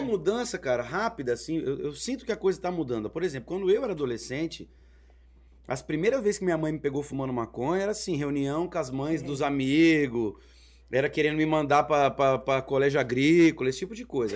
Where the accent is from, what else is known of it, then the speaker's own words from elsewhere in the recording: Maringá, Paraná, Brazil; moved away; Eu vim de Maringá